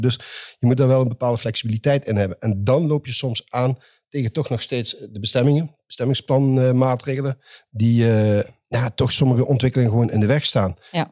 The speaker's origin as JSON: {"language": "Dutch", "region": "the south", "country": "Netherlands", "accent": "southern", "said": "zoals je hoorde mijn accent, ik kom uit het zuiden."}